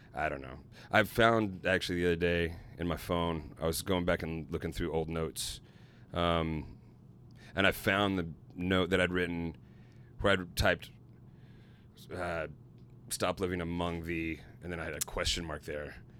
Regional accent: Little Rock, Arkansas, United States; my hometown of Little Rock, Arkansas

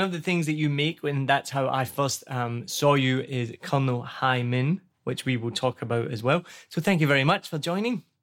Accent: Scotland, United Kingdom; accent: Scottish; now in Vietnam; I'm Scottish

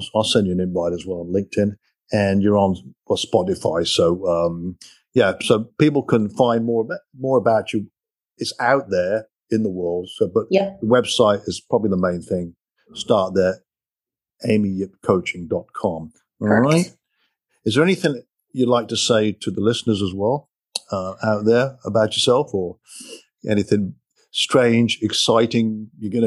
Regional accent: England, United Kingdom; moved away as an adult; now in United States; growing up in England, we used to, me and my buddies, go over the park, kick a soccer ball around and ride a bike

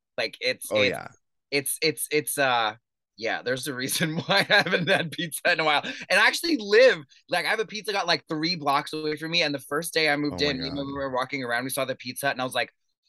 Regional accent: New York City, New York, United States; So yeah, I grew up in Astoria, Queens. I went to Long Island City High School.

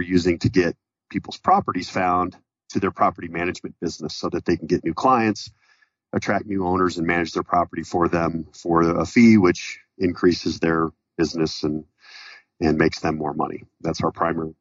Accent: Colorado, United States; my family business was property management growing up in Colorado in the 80s

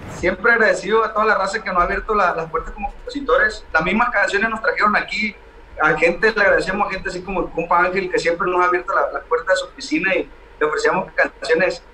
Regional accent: Mocorito, Sinaloa, Mexico; somos de Mocorito, un pueblito eh, muy bonito, le mandamos un saludo a toda la raza de Mocorito, nuestras raíces

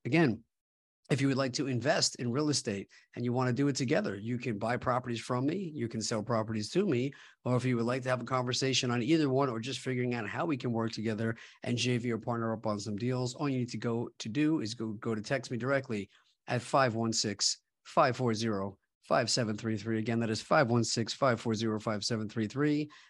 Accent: Long Island, New York, United States; my hometown of Long Island, New York

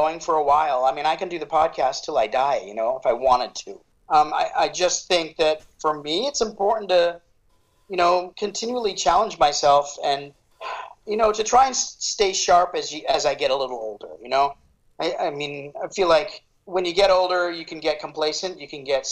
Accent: Phoenix, Arizona, United States; I grew up in Phoenix. I love Phoenix

